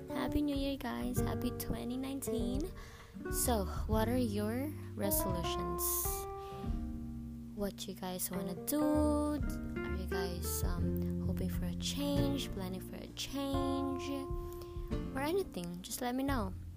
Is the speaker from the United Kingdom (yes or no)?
no; Philippines; We're a Filipino family, so we did karaoke